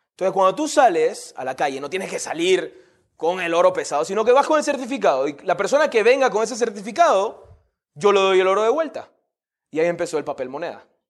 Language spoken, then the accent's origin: Spanish; Panama; Yo soy de Panamá